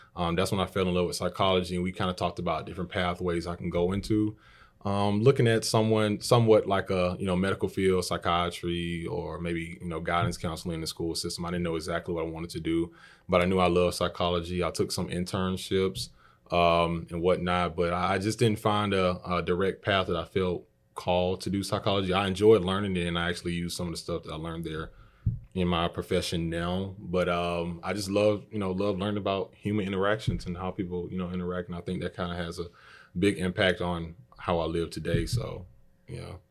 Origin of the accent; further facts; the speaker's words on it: LaGrange, Georgia, United States; I'm originally from LaGrange, born and raised. I've been here my whole life.